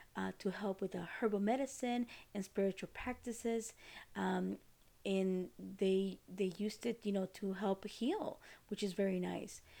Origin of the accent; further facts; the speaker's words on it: Costa Rica; moved away; I am from Costa Rica